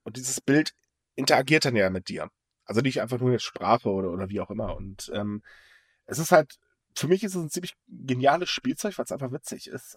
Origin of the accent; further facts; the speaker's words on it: Northern Germany, Germany; als Norddeutscher